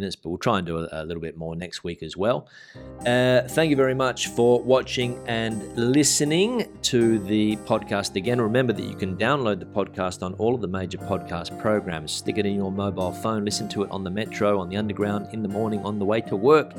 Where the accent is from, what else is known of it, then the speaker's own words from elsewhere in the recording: Australia; now in Spain; To get mine, being an Australian, they don't let us drive here.